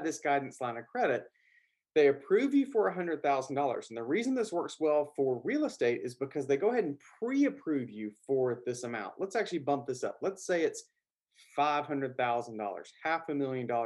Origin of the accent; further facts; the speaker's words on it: the South, Southern United States, United States; accent: Southern; my Southern accent